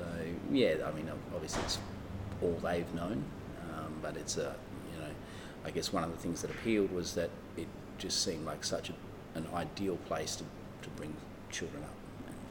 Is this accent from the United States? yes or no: no; Kwinana, Western Australia, Australia; also born or lived in London; now in Fremantle, Australia; I grew up in Kwinana